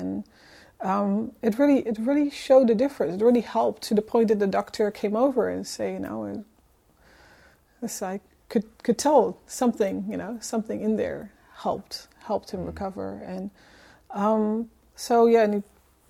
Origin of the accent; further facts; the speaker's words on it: Netherlands; accent: Dutch; moved away; I'm originally from the Netherlands